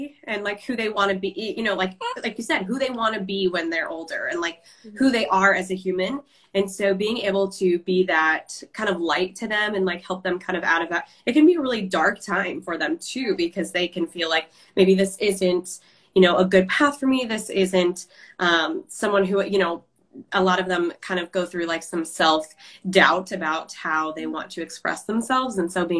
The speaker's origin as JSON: {"language": "English", "region": "Iowa", "country": "United States", "said": "I'm from Iowa. And my favorite part about the state is how small it is."}